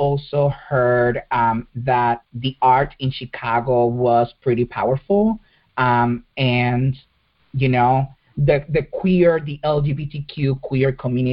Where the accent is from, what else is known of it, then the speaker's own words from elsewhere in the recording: Puerto Rico; moved away; I was born and raised in Puerto Rico